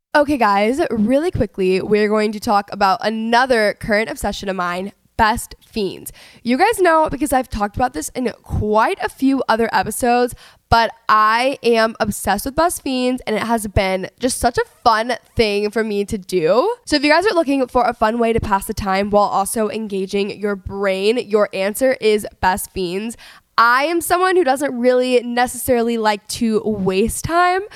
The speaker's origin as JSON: {"language": "English", "town": "Dallas", "region": "Texas", "country": "United States", "tie": "born or raised there", "moved": "yes", "lives_now": "Los Angeles, United States", "said": "I'm from Texas"}